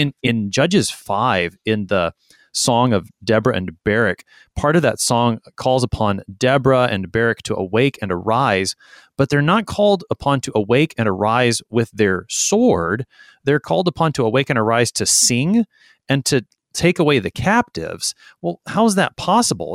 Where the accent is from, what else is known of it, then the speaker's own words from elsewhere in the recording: Texas, United States; I'm a Texan